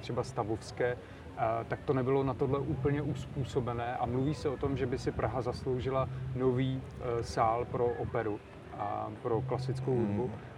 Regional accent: Znojmo, South Moravian Region, Czechia; to je můj rodný kraj Znojmo

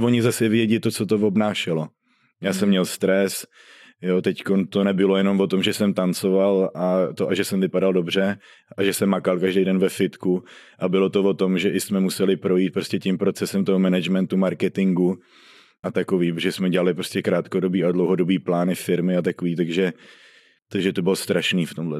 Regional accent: Sulovice, Czechia; Já jsem ze Sulovic.

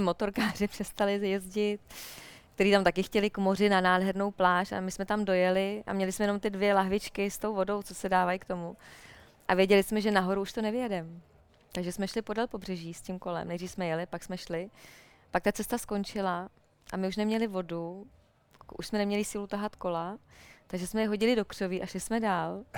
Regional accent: Jičín, Hradec Králové Region, Czechia; já jsem vyrůstala v Jičíně, v paneláku

